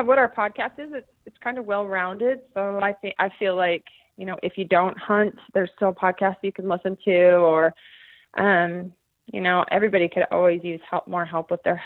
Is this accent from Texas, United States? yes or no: no; Bozeman, Montana, United States; moved away as an adult; also born or lived in Granite Falls, Washington; I am from Bozeman, Montana, formerly a resident of Granite Falls, Washington.